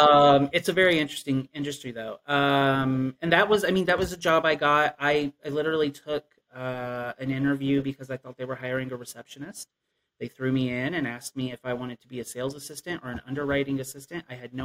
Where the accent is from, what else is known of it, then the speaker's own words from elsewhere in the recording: Appalachia, United States; I definitely found myself missing the cultural aspects of growing up in Appalachia and in a rural area.